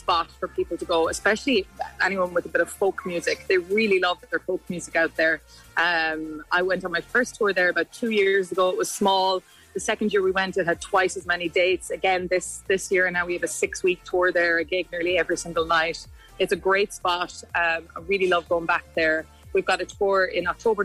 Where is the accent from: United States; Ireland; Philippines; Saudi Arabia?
Ireland; County Mayo, Connacht; growing up in the West Coast, a town called Ballymount, County Mayo.